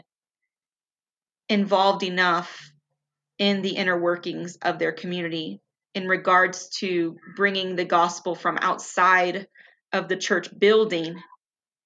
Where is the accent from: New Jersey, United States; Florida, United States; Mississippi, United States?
Florida, United States; South; I grew up in South Florida, the child of Cuban immigrants